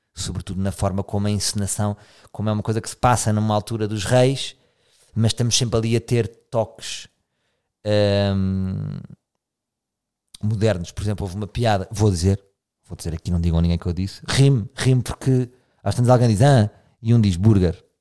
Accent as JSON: {"language": "Portuguese", "country": "Portugal", "said": "sou português"}